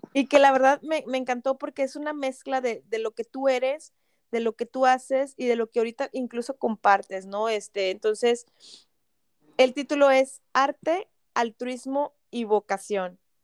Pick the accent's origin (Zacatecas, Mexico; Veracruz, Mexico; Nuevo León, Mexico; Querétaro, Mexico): Nuevo León, Mexico; Monterrey; los que somos de Monterrey